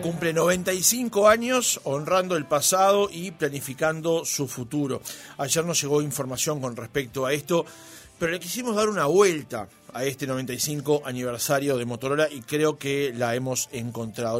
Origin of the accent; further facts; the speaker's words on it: Uruguay; siempre tenemos esa cosa de camisetear nosotros como los uruguayos